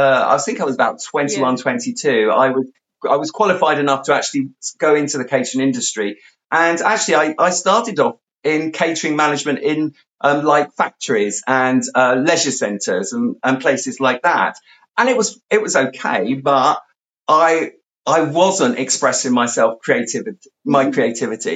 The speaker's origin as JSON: {"language": "English", "region": "London", "country": "United Kingdom", "tie": "born or raised there", "also_born_or_lived": "South West England", "moved": "yes", "said": "we moved from the London area to out into the country, to the sort of the southwest of the country."}